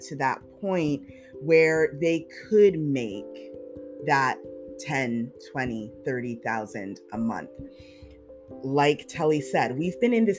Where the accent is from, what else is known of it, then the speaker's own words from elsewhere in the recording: Canada; we're Canadian